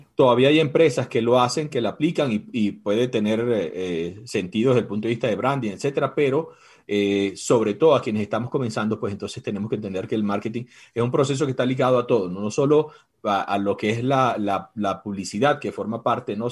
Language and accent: Spanish; Venezuela; moved away as an adult; now in Ecuador; Yo soy venezolano, tengo seis años ya en Ecuador